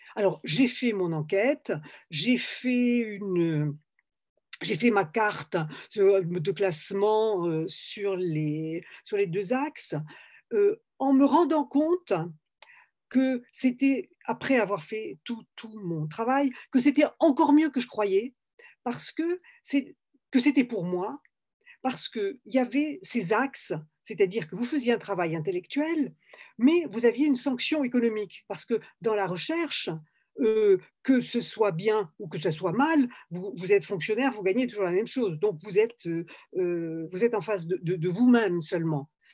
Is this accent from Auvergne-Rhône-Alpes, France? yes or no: no; Toulouse, Occitania, France; moved away as an adult; also born or lived in Algeria / Paris; je venais de Toulouse et, que dans mon village en Algérie, on parlait espagnol